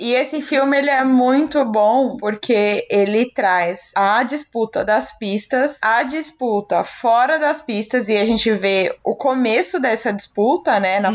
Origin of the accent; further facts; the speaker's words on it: Brazil; Sou brasileira